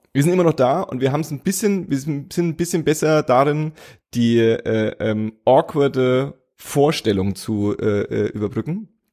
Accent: Franconia, Bavaria, Germany; accent: Franconian; moved away; ich habe nie so richtig hart fränkisch Dialekt gesprochen. Ich hatte immer nur so diesen Akzent

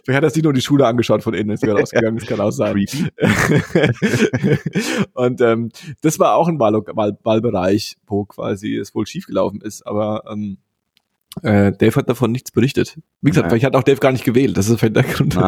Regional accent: West Germany, Germany; moved away; als äh, sogenannter Westdeutscher endlich äh, im Ostdeutschland meiner Heimat gefunden

